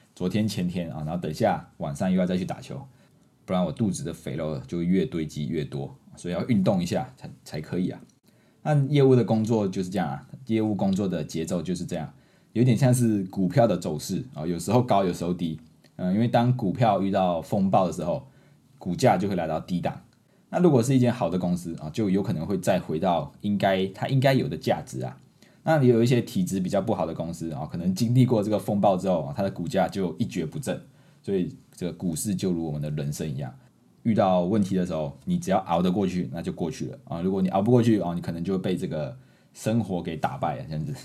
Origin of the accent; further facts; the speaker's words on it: Malaysia; accent: Malaysian Mandarin; moved away as an adult; now in Taiwan; 这个是马氏华语，马来西亚式华语。 不是我华语不好，是我们特有的华语